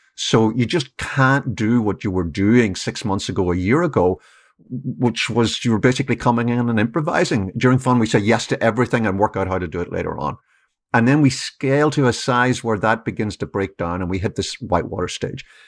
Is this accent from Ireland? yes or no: yes; Ireland; moved away as an adult; now in United States; I've been here twenty years, but I grew up in Ireland